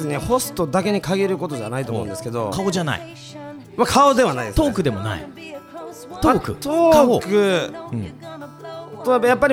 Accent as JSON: {"language": "Japanese", "region": "Tokushima", "country": "Japan", "tie": "born or raised there", "also_born_or_lived": "Osaka", "accent": "Osaka dialect", "moved": "as an adult", "lives_now": "Tokyo, Japan", "said": "確かに俺は徳島で生まれたから"}